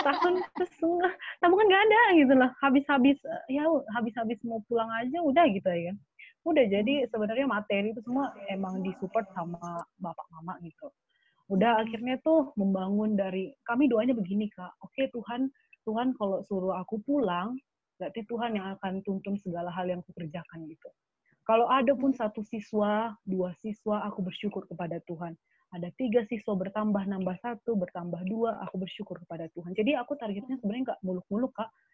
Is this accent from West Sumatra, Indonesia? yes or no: no; Sidikalang, North Sumatra, Indonesia; moved away as an adult; aku sekolah di Sidikalang